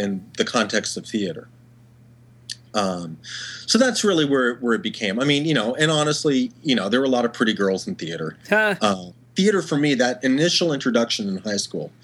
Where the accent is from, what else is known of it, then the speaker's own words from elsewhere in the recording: Dallas, Texas, United States; Growing up in Dallas, in high school